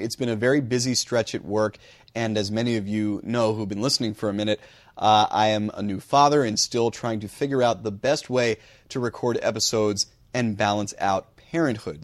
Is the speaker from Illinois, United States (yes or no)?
no; New Jersey, United States; moved away as an adult; also born or lived in Sioux City, Iowa / Buffalo, New York / Atlanta, Georgia; Growing up in New Jersey